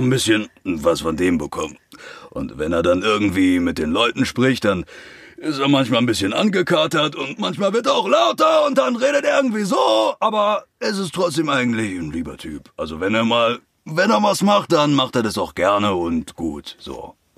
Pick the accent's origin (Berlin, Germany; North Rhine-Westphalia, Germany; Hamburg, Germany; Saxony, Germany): Berlin, Germany; ich komme aus Berlin